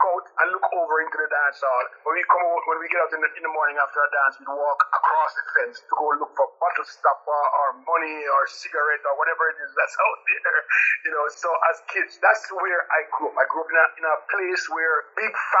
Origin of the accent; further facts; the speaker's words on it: Saint Mary, Jamaica; moved away as an adult; also born or lived in St. James, Jamaica; now in United States; I grew up in a little township called St. Mary